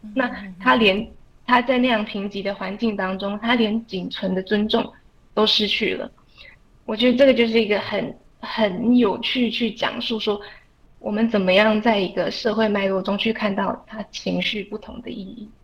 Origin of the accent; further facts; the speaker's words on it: Taiwan; 我们台湾人